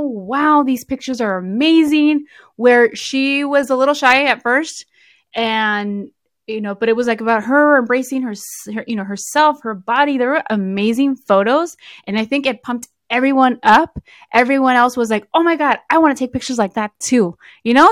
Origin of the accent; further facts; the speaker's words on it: the Bay Area, California, United States; we're both from Be-, the Bay Area